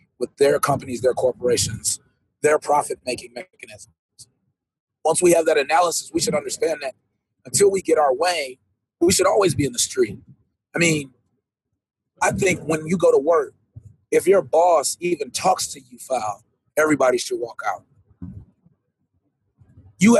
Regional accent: Jamaica; I'm a Jamaican

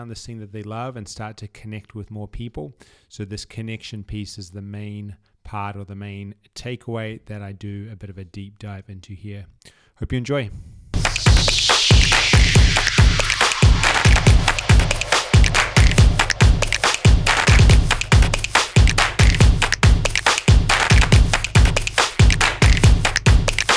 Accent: New Zealand; moved away; I'm from New Zealand

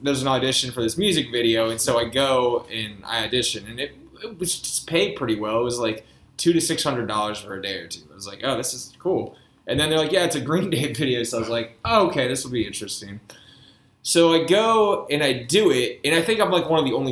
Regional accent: Alexandria, Virginia, United States; also born or lived in Arlington, Virginia; I'm actually from Alexandria, Virginia.

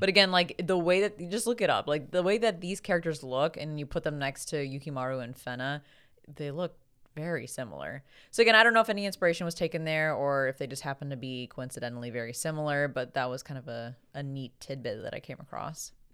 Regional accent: United States; being an American

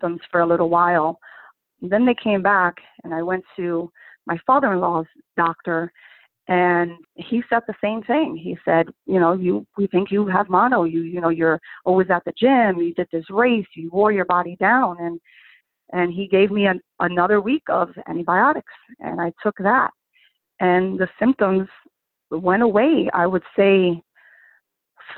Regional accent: Newark, New Jersey, United States; now in Bloomfield, United States; I grew up in Newark, New Jersey

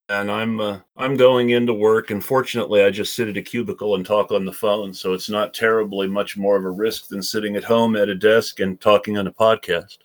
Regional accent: Oregon, United States; my home state of oregon

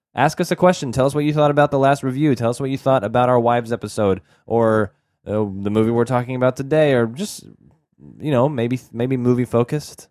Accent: Texas, United States; where we grew up in Texas

